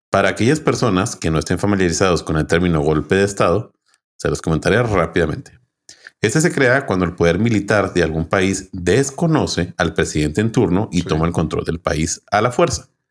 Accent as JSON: {"language": "Spanish", "region": "Chihuahua", "country": "Mexico", "said": "los que somos de Chihuahua, pues de Chihuahua"}